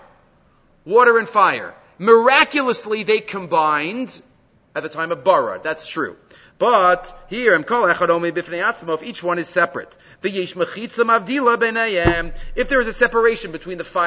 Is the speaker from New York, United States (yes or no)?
yes; New York City, New York, United States; I grew up in Far Rockaway.